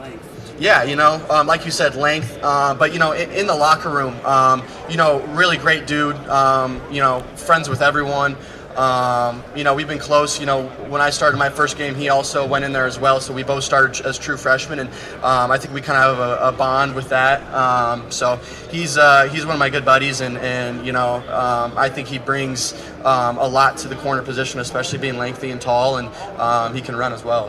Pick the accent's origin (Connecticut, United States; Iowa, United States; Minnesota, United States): Iowa, United States; I'm from Iowa.